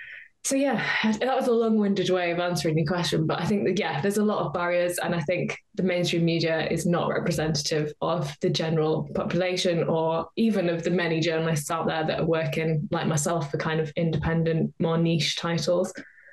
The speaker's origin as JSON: {"language": "English", "region": "North West England", "country": "United Kingdom", "lives_now": "North East England", "said": "I'm from Cumbria originally. I live in the Northeast now, and sometimes people say to me, like, oh, you haven't got a Geordie accent"}